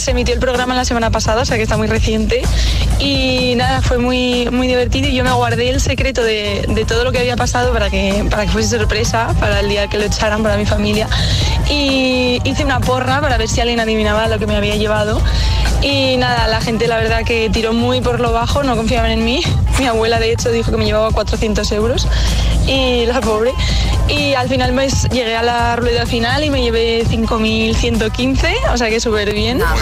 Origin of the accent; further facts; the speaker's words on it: Zaragoza, Aragon, Spain; de Zaragoza.